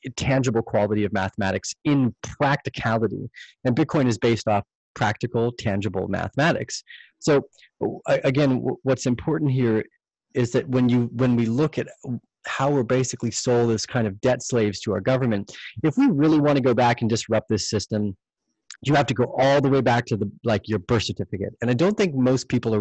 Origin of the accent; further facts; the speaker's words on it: Canada; as a Canadian